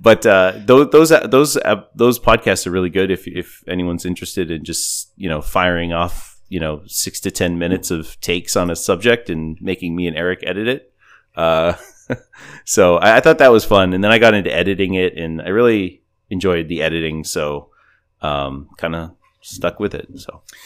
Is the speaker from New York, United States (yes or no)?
no; New England, Massachusetts, United States; I'm from New England